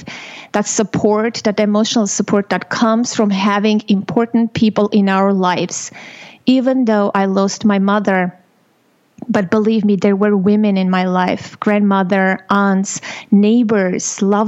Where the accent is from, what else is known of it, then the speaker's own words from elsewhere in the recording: Armenia; moved away; I was born and raised in Armenia